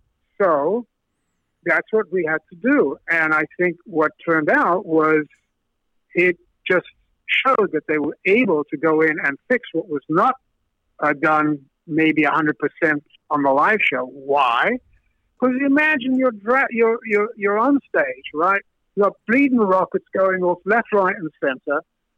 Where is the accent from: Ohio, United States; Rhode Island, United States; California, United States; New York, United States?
New York, United States; Brooklyn; Peter, Chris, I'm from Brooklyn, man, you know, it's all that stuff.